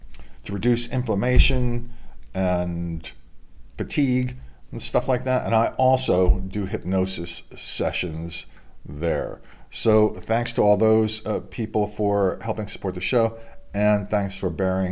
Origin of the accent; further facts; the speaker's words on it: Delaware, United States; my home state, which is Delaware